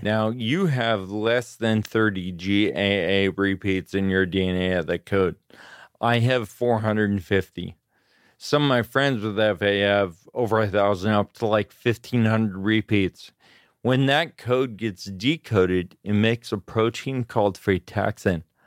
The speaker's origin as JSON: {"language": "English", "town": "Grass Valley", "region": "California", "country": "United States", "tie": "born or raised there", "also_born_or_lived": "Auburn, California / Sacramento, California / Davis, California", "said": "I was born in Auburn, California, and I grew up in the foothills in California, Grass Valley."}